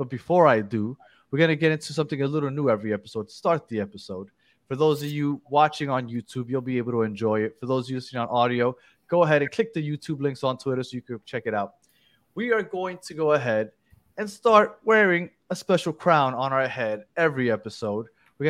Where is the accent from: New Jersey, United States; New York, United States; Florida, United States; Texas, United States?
New York, United States; New York City; but I am from Brooklyn.